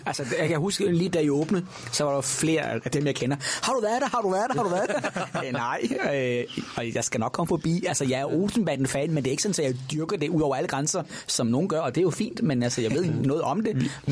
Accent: Nordborg, Southern Denmark, Denmark; Sønderborg, den store by på Als, hvor jeg er opvokset. Jeg er fra Nordborg.

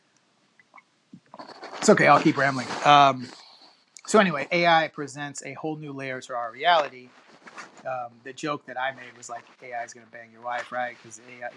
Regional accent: Texas, United States; also born or lived in Cypress, Houston area; I always like to meet fellow Texans

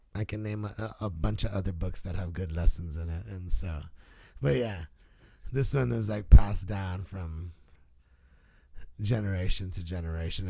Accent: Guam; moved away; And my 10, 11 years growing up on Guam

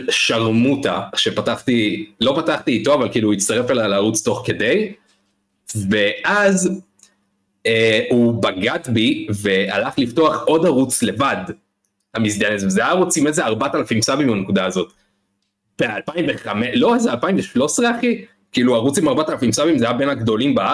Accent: Oranit, Judea and Samaria Area, Israel; זה יישוב חמש דקות מראש העין

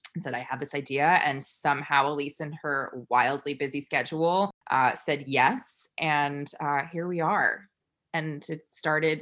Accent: New York, United States; I am a New Yorker through and through.

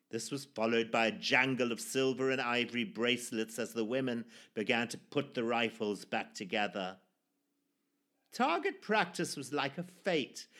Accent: Zimbabwe; born or raised there

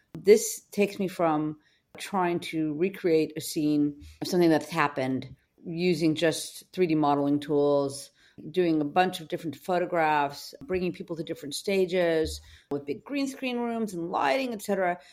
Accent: Los Angeles, California, United States; I grew up in Venice, California, in Venice High School

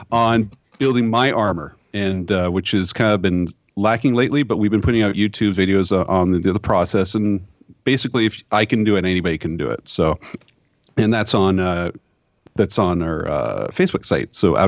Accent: Vancouver, British Columbia, Canada; we're from Vancouver, we're like Hollywood North here.

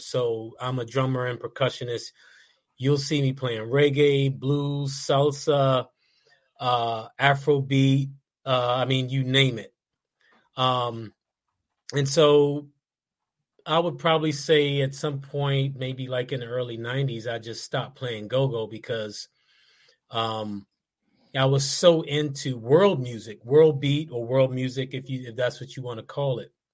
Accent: Washington, District of Columbia, United States; accent: DC; we were the only two guys in the band that were born on the state side, and we're both from DC.

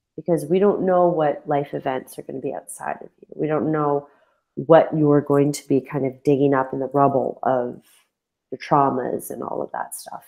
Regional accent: London, Ontario, Canada; moved away as an adult; moving back to my hometown, I I, I left London, Ontario when I was twenty seven

